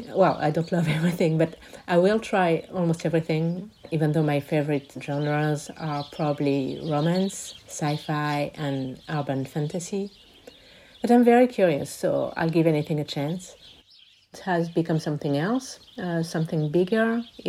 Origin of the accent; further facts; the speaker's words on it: Paris, Île-de-France, France; moved away as an adult; also born or lived in Glasgow, Scotland; now in Étretat, France; I'm 51 and I'm a non-binary lesbian. I grew up in Paris and spent most of my life there until the end of my studies, where I went to Glasgow in Scotland for a year.